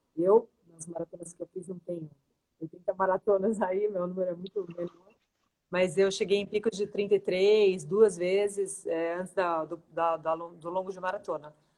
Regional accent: Santos, São Paulo, Brazil; now in São Paulo, Brazil; sou de Santos, mas eu moro em São Paulo

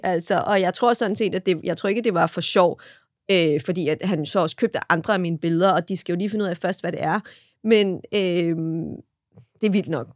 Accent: Denmark; vi danskere

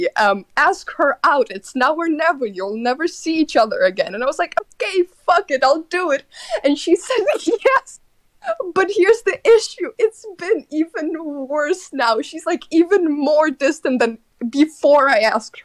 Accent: Netherlands; I'm from the people of the Dutch

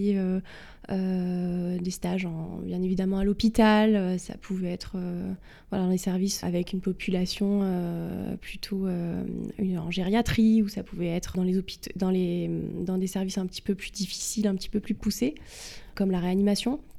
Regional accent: Cannes, Provence-Alpes-Côte d'Azur, France; moved away as an adult; now in Paris, France; je suis originaire du sud de la France, euh, du sud-est. J'ai fait mes études à Cannes, Mhm. près de Cannes. Et j'ai été au lycée à Cannes

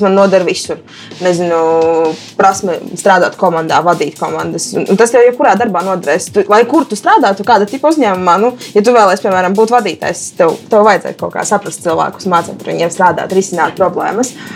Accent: Rēzekne, Latgale, Latvia; Es esmu meitene no Reizeknas

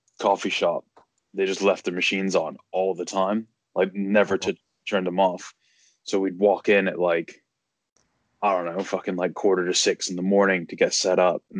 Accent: United States; moved away as an adult; I'm an American. who's not lived there for like 9 years

